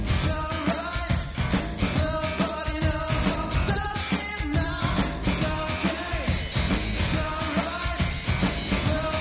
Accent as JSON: {"language": "English", "region": "New York", "country": "United States", "tie": "born or raised there", "said": "I'm born and raised in New York, also a senior"}